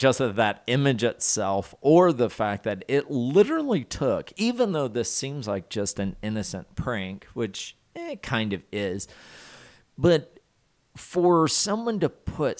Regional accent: the South, United States; so since I know I'm from the South there, and I grew up with the phrase, I believe I'm very qualified to provide a technical definition for you.

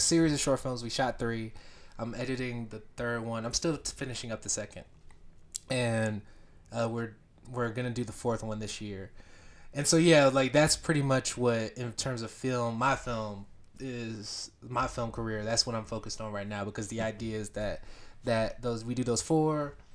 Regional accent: Beaufort, Georgia, United States; I grew up in Beaufort, Georgia, which is about, like, forty-five minutes to n, an hour north of Atlanta

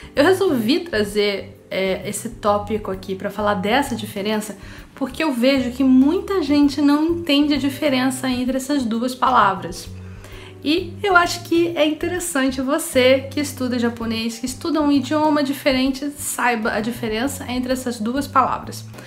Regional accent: Rio de Janeiro, Brazil; A gente aqui do Rio de Janeiro fala de um jeito

